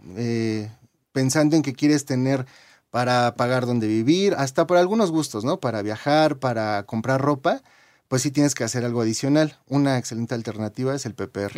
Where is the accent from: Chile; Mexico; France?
Mexico; como mexicanos, eh, los que nos registramos en nuestro primer empleo después de 1997